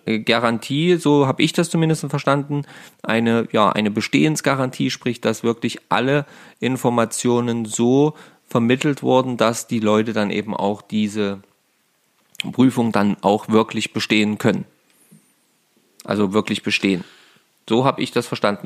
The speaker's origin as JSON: {"language": "German", "region": "Saxony-Anhalt", "country": "Germany", "said": "hier in, äh, bei uns in Sachsen-Anhalt"}